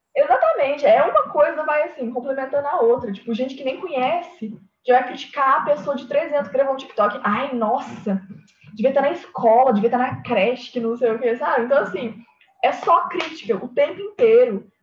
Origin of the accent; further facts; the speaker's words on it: Minas Gerais, Brazil; accent: mineiro; eu falei bem mineiro agora